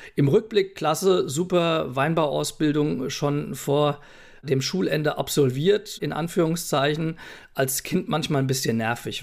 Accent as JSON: {"language": "German", "town": "Essenheim", "region": "Rhineland-Palatinate", "country": "Germany", "tie": "born or raised there", "also_born_or_lived": "Mainz / Leipzig / Prague", "said": "aufgewachsen bin ich in Essenheim, also geboren in Mainz"}